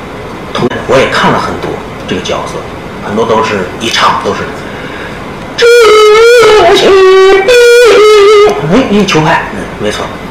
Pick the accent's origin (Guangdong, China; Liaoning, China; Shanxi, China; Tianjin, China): Tianjin, China; now in Shanghai, China; 那么大家都知道我是北方来的，我是天津的。